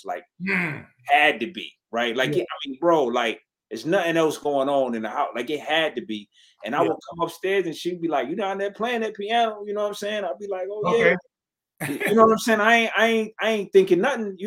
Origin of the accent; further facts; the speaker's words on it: Detroit, Michigan, United States; I'm from Detroit.